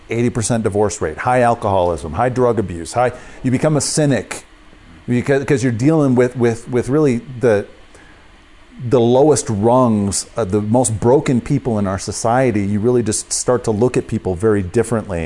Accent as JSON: {"language": "English", "area": "Columbia County", "region": "South Central Wisconsin", "country": "United States", "tie": "born or raised there", "said": "I grew up in South Central Wisconsin, about thirty miles straight north of Madison."}